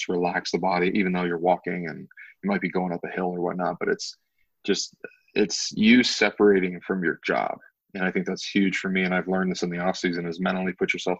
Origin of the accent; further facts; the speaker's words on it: Youngstown, Ohio, United States; I'm from Youngstown, Ohio. It's an hour away from Pittsburgh. My hometown to Cincinnati is 4.5 hours.